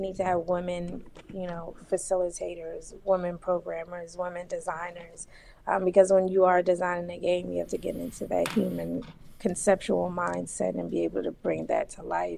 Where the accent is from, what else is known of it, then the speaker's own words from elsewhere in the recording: Philadelphia, Pennsylvania, United States; I'm from Philly